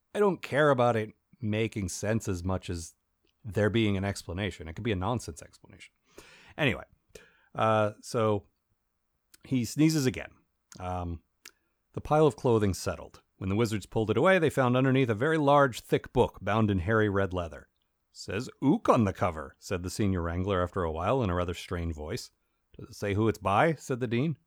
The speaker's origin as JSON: {"language": "English", "country": "United States", "said": "as an American"}